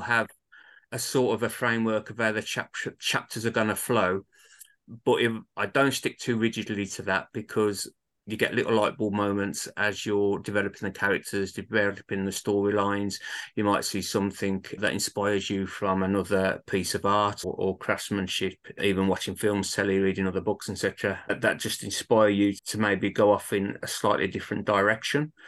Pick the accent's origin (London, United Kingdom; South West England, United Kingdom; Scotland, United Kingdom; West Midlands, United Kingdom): West Midlands, United Kingdom; Birmingham; accent: Birmingham; my hometown of Birmingham